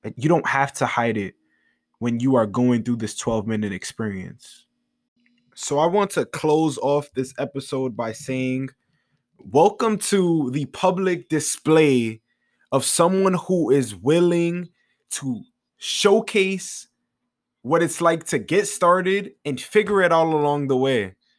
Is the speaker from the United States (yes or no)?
yes; New York City, New York, United States; I am from the Bronx, New York